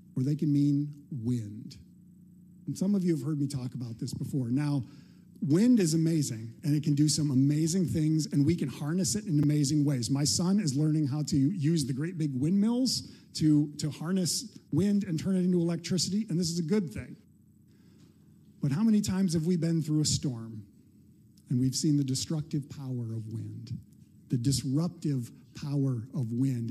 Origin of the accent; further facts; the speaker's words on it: Midwest, United States; we're from the Midwest